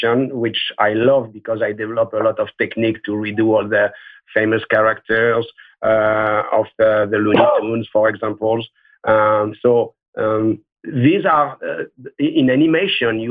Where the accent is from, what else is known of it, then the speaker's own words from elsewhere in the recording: Marseille, Provence-Alpes-Côte d'Azur, France; When I was a kid, I grew up in Marseille